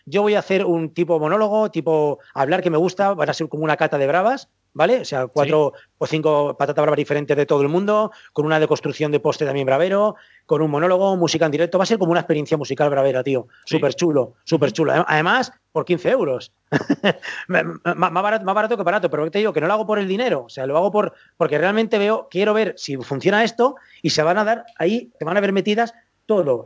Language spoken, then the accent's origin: Spanish; Valencia, Valencian Community, Spain; que soy de Valencia